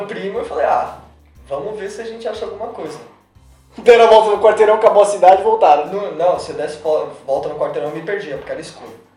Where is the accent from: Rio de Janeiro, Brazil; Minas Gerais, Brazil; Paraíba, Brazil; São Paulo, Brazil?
São Paulo, Brazil; Só eu e meus primos somos daqui de São Paulo